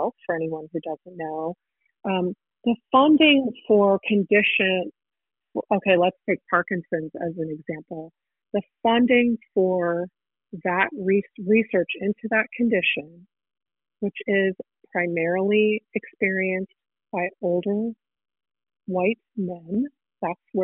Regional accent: Houston, Texas, United States; also born or lived in Chicago, Illinois; now in Evanston, United States; I grew up in Houston, Texas, and then I lived in Chicago until very recently.

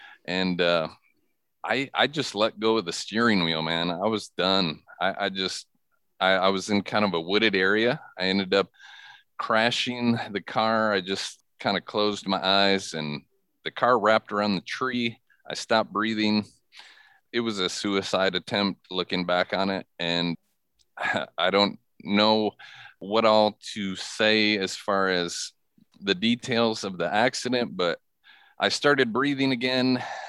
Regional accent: Michigan, United States; Yeah, well, I grew up in Michigan. I grew up in a imperfect yet Christian home.

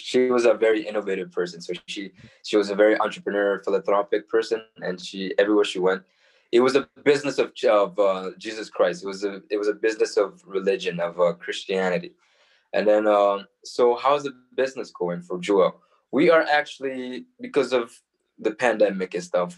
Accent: Calgary, Alberta, Canada; We're from Calgary

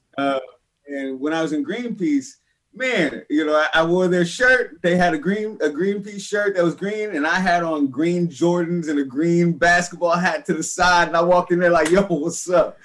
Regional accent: San Francisco, California, United States; born or raised there

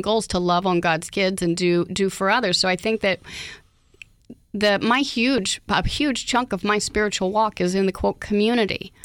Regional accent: Oklahoma, United States; moved away; I grew up in Oklahoma

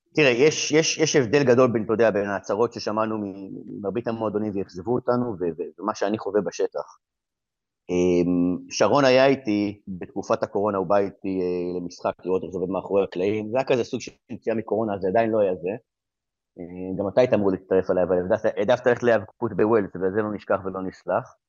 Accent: Israel; moved away as an adult; now in England; אני גם ישראלי וגם אה, מכיר את המציאות בארץ, מה שאני חייתי בארץ

